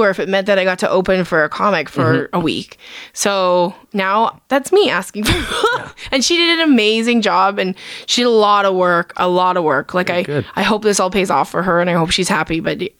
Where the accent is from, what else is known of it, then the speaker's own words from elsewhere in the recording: Edmonton, Alberta, Canada; also born or lived in Vancouver; I grew up in Edmonton.